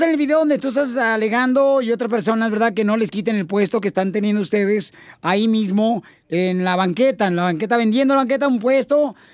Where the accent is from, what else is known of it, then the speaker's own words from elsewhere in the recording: Guadalajara, Jalisco, Mexico; now in Los Angeles, United States; nosotros somos de Guadalajara, Jalisco, jefe.